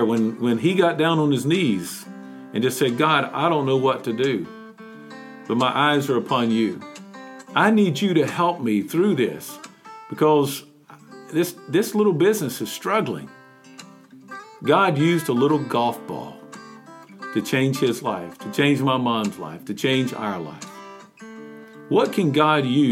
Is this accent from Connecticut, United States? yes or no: no; Mount Airy, North Carolina, United States; a glass company there in my hometown